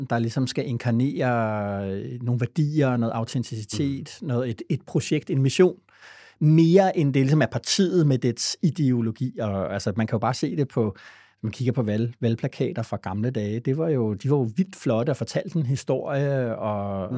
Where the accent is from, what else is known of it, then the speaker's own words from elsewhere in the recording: Denmark; vi er ikke bare danskerne, vi vil også gerne være øh, danskerne